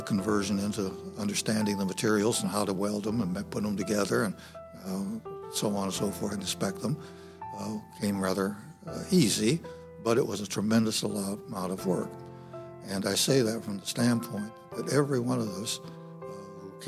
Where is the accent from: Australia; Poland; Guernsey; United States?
United States; Fort Wayne, Indiana; moved away; I was born and raised in Fort Wayne, Indiana